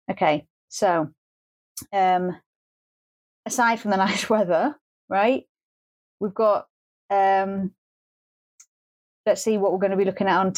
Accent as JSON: {"language": "English", "region": "Scotland", "country": "United Kingdom", "said": "I'm a Scottish person."}